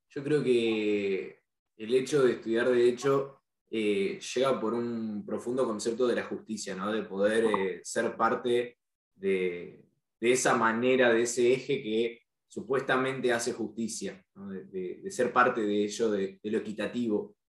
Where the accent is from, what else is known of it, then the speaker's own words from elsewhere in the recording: Buenos Aires, Argentina; soy de Ciudad Autónoma de Buenos Aires, la capital, dentro de la provincia de Buenos Aires.